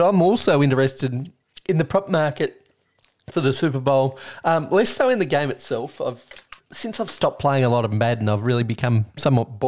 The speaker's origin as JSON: {"language": "English", "country": "Australia", "said": "We would call the hood the bonnet in Australia"}